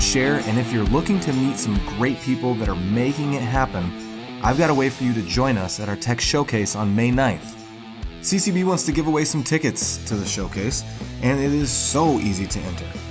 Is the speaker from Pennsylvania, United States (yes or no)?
no; Wisconsin, United States; one of the campuses is right here in my hometown